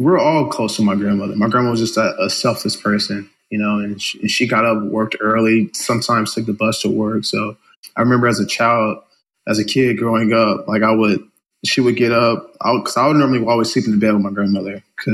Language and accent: English; Carson, California, United States; also born or lived in Compton, California / San Dimas, California; So I'm an inner city kid here in LA, born and raised in Carson, Compton, which is kind of next to each other. So Carson, Compton, California